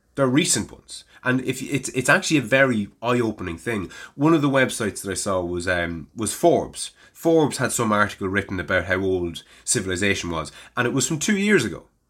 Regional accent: Navan, Leinster, Ireland; it was my hometown

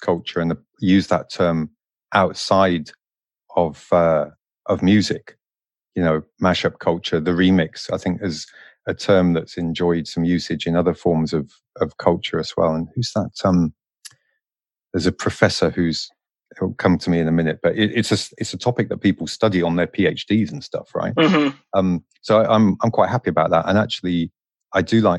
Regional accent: London, United Kingdom; I'm from London

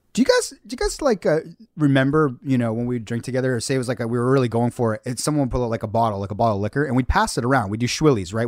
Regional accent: Hamilton, Ontario, Canada; being myself as a Canadian and in a foreign land

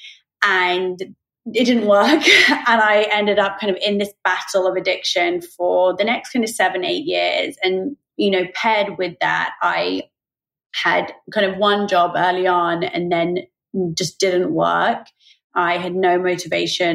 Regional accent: Oxford, South East England, United Kingdom; I grew up in Oxford in the UK

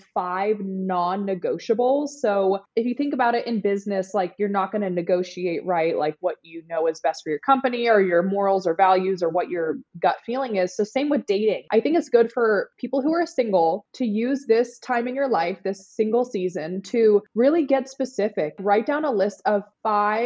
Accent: the Bay Area, California, United States; moved away as an adult; also born or lived in Los Angeles, California / Nashville, Tennessee; now in Miami Beach, United States; I'm from California, the Bay Area, and I lived in LA and then I did LA to Nashville, Nashville to Miami

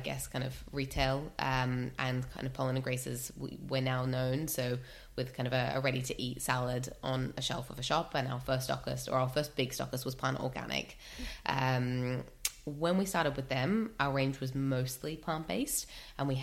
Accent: Australia; moved away as an adult; now in United Kingdom; I grew up in Australia, moved here, oh my goodness, about 13 years ago now

